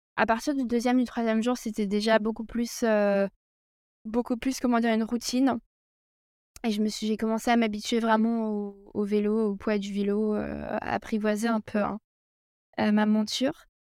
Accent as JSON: {"language": "French", "area": "Alsace", "region": "Grand Est", "country": "France", "tie": "born or raised there", "also_born_or_lived": "Brittany / Zurich, Switzerland", "moved": "as an adult", "lives_now": "Lausanne, Switzerland", "said": "J'ai grandi en Alsace"}